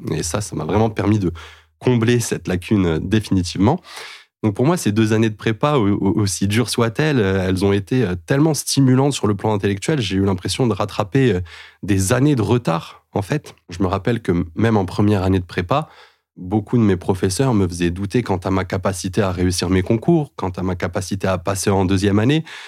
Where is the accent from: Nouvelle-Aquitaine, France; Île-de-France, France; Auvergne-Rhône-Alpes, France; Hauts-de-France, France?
Île-de-France, France; Clichy; also born or lived in Paris; now in Mantes-la-Jolie, France; je suis né à Paris, j'ai grandi à Clichy-la-Garenne. J'habite aujourd'hui à Mantes-la-Jolie.